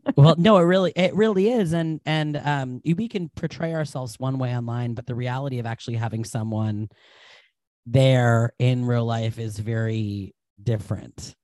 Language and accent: English; New England, United States; I'm from New England